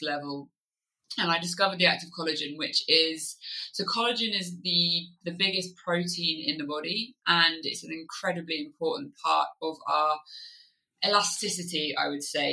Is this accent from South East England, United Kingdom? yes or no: yes; Kent, South East England, United Kingdom; moved away as an adult; also born or lived in Oxfordshire; now in Wye Valley, Wales, United Kingdom; I grew up in Kent and lived there all the way through till when I left home for university.